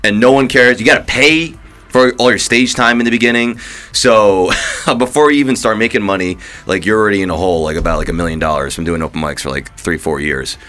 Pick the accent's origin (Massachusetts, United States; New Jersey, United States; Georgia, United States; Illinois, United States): New Jersey, United States; moved away; also born or lived in New York; I grew up in Jersey.